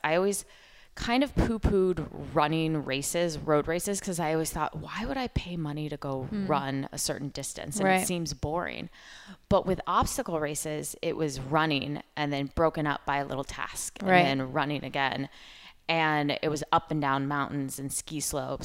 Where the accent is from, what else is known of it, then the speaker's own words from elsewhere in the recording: Oregon, United States; growing up in Oregon